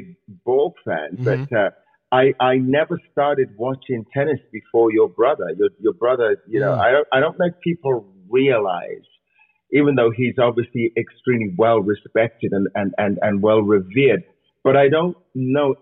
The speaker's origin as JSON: {"language": "English", "region": "England", "country": "United Kingdom", "tie": "born or raised there", "said": "I grew up watching that in England"}